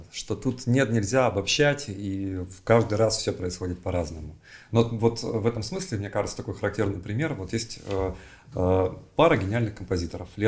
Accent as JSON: {"language": "Russian", "town": "Novosibirsk", "region": "Novosibirsk Oblast", "country": "Russia", "tie": "born there", "said": "Я родился в Новосибирске."}